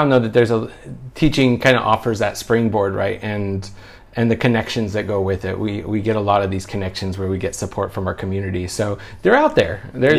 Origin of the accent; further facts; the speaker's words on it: Oregon, United States; now in Other country; Yeah, I'm from Oregon in the States. It's much busier. You know, the biggest city back home is 1 million-something people